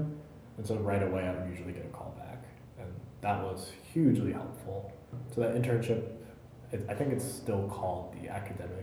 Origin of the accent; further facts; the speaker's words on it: Germany; moved away; gone back overseas to my home country, to Germany